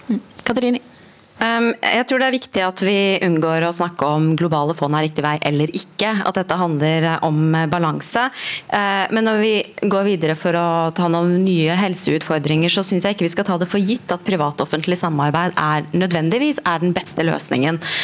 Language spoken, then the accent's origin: Norwegian; Norway; vi som, som nordmenn